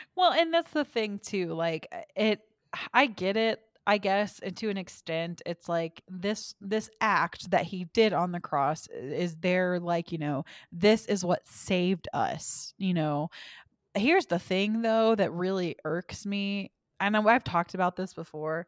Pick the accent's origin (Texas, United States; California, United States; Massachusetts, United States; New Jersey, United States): Texas, United States; Forney; most of where I grew up in Forney was Baptist